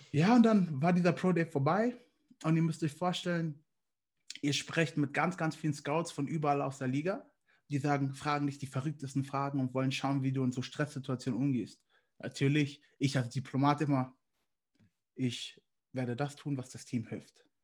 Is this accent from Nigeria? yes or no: yes; Nigeria; ich hatte einen nigerianischen Pass und damals war es ein bisschen schwierig, als Nigerianer in die Staaten zu kommen